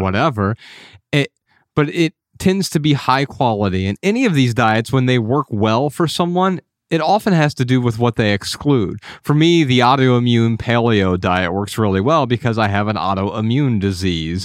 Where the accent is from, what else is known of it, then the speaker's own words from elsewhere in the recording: Midwest, United States; Ryan and I grew up in the Midwest